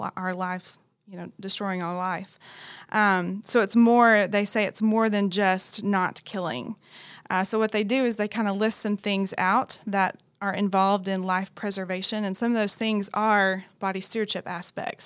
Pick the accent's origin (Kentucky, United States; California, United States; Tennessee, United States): Tennessee, United States; Knoxville; moved away as an adult; also born or lived in Dallas, Texas; now in Louisville, United States; I'm originally from Knoxville, Tennessee